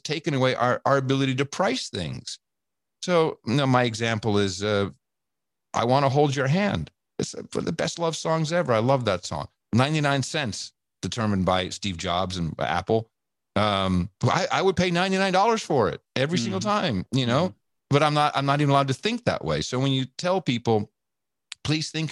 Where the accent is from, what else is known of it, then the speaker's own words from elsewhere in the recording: Amsterdam, North Holland, Netherlands; moved away; also born or lived in United States; I grew up with that. I grew up in Amsterdam